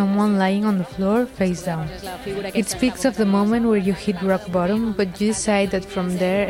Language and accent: English; Sabadell, Catalonia, Spain; English is a second language; now in Barcelona, Spain